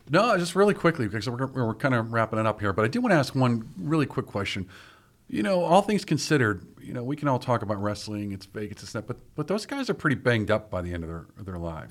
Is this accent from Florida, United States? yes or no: no; Pittsburgh, Pennsylvania, United States; I grew up in Bloomfield